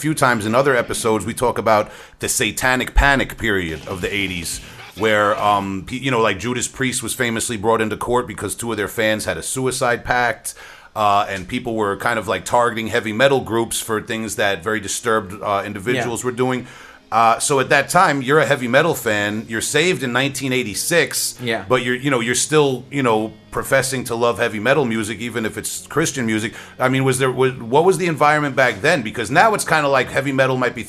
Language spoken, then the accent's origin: English; Huntington, New York, United States; I'm from Huntington